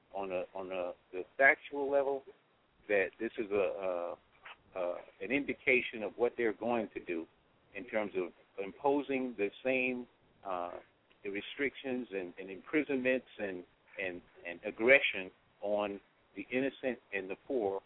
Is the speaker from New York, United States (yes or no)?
yes; New York City, New York, United States; now in Decatur, United States; I grew up in the South Bronx